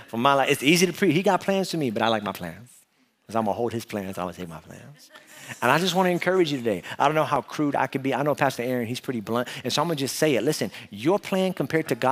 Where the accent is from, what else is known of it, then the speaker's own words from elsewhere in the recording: New York City, New York, United States; moved away; I was from New York, born and raised in Brooklyn